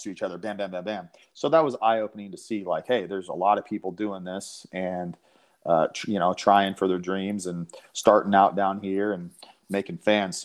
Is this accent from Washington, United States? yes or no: yes; Washington, United States; moved away as an adult; also born or lived in Los Angeles; now in Nashville, United States; I'm from Washington State, so out in the Pacific Northwest. And I've been out in Nashville here about 10 years now